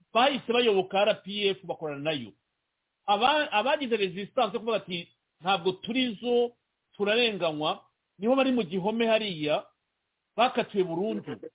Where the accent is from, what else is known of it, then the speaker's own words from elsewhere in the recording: Rwanda; moved away; turi abanyarwanda twavukiye mu rwanda twakuriye mu rwanda